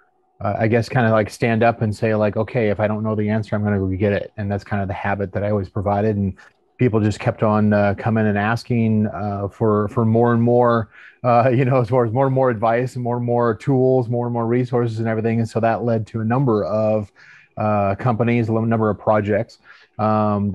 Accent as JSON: {"language": "English", "area": "outside of Portland", "region": "Oregon", "country": "United States", "tie": "born or raised there", "moved": "as an adult", "lives_now": "San Antonio, United States", "said": "I was born and raised outside of Portland, Oregon"}